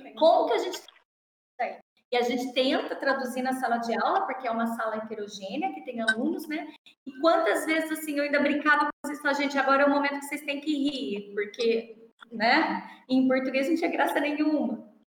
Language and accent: Portuguese; Brazil; accent: Brazilian; A gente também tem sotaque de brasileiro